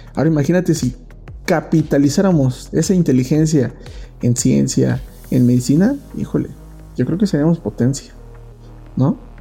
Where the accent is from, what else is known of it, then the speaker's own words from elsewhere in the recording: Mexico; como mexicanos, como país